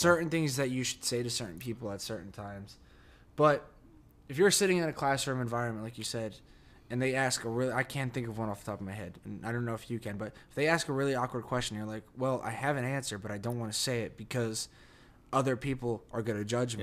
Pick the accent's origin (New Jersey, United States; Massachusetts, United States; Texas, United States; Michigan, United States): New Jersey, United States; accent: Jersey; moved away as an adult; my Jersey accent